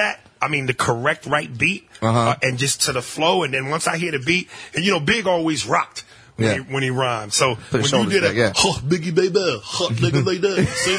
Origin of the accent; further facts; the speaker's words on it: New York, United States; you know, I'm from New York.